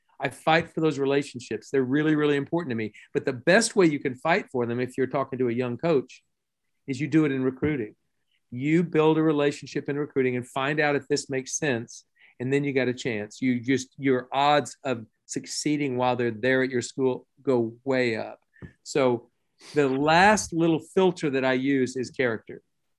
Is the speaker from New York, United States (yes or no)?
yes; Buffalo, New York, United States; So I'm from Buffalo, New York, and you know what? I've had some tough winters. I would like to go south.